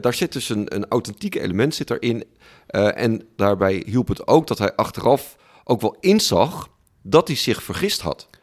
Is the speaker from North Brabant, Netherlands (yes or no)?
no; Friesland, Netherlands; Ik ben opgegroeid in Friesland